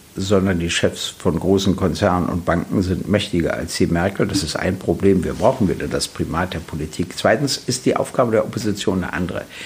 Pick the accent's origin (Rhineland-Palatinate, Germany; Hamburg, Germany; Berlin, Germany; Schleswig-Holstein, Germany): Berlin, Germany; ich wurde 1948 in Berlin geboren, äh, hatte immer meinen Hauptwohnsitz in Berlin